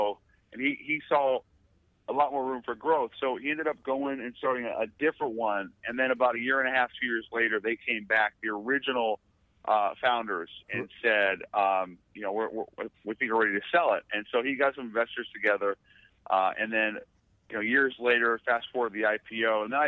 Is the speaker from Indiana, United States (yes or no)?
no; Seattle, Washington, United States; moved away as an adult; also born or lived in Los Angeles; I grew up in Seattle. Grew up in Seattle the whole way